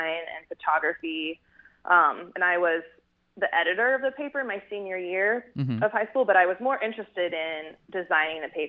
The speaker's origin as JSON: {"language": "English", "area": "Bay Area", "region": "California", "country": "United States", "also_born_or_lived": "Fort Worth, Texas", "moved": "yes", "said": "I'm actually from California originally, from the Bay Area"}